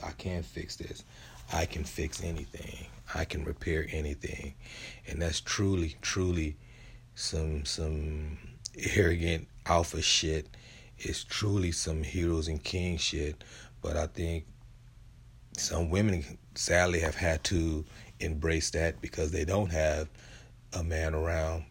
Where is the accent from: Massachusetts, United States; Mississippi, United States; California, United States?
California, United States; San Diego; I'm from San Diego, where we have a five or six Heisman Trophy winners, and, and I grew up not too far from Lincoln High